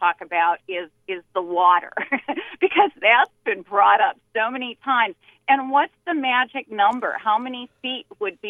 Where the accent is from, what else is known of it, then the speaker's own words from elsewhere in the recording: Minnesota, United States; I was raised in Minnesota